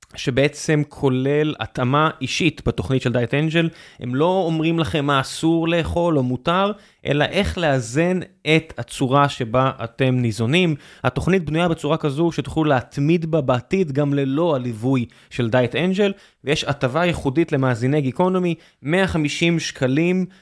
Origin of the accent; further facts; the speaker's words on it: Beersheba, Southern District, Israel; אני נולדתי בבאר שבע